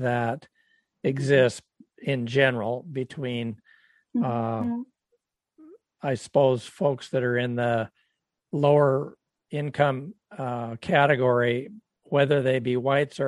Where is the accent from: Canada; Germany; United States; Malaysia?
United States; Tacoma, Washington; I grew up in Tacoma